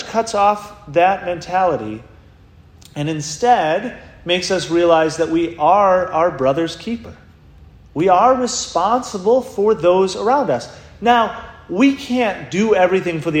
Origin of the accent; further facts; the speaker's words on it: Rhinelander, Wisconsin, United States; I grew up in Rhinelander, Wisconsin